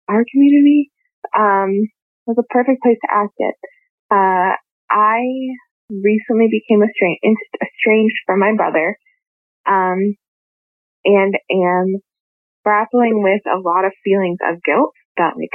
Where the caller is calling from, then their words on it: Texas, United States; I'm calling from Texas.